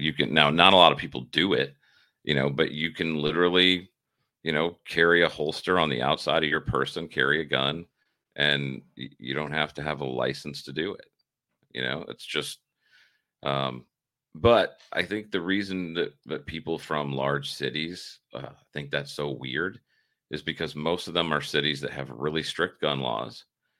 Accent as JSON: {"language": "English", "region": "Midwest", "country": "United States", "moved": "yes", "lives_now": "South Carolina, United States", "said": "And I've been here for 30. So we're both transplants from the Midwest"}